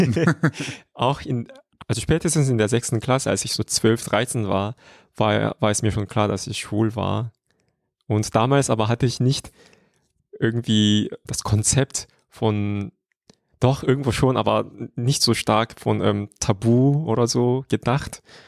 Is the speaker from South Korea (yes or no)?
yes; Seoul, South Korea; German is a second language; moved away as an adult; now in Germany; da habe ich wieder in meiner Heimatstadt Seoul gewohnt